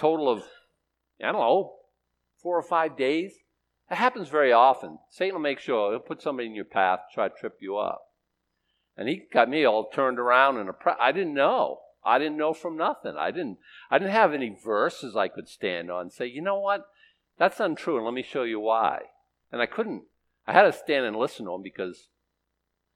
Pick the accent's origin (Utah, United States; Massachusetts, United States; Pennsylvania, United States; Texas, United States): Massachusetts, United States; Boston; I was born in Boston, Massachusetts, by people who were born in Boston, Massachusetts